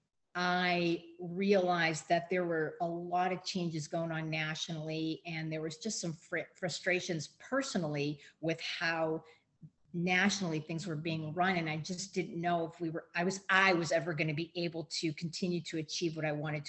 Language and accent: English; Erie, Pennsylvania, United States; moved away as an adult; now in Kentucky, United States; born and raised in Erie and went away to school, but then came back and was there